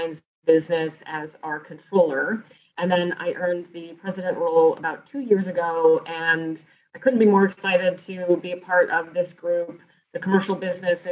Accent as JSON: {"language": "English", "region": "Northeast Ohio", "country": "United States", "also_born_or_lived": "South Carolina / Richmond, Virginia", "said": "I'm originally from Northeast Ohio, and I still live here today"}